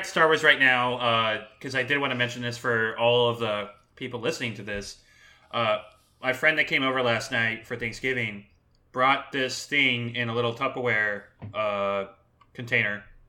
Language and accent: English; Southern California, United States; I grew up in Southern California